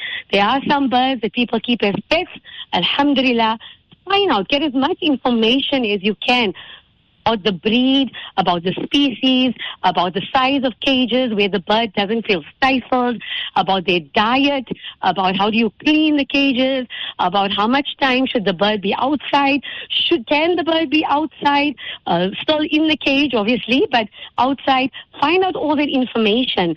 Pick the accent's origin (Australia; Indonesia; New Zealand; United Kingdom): Indonesia; I grew up in Indonesia.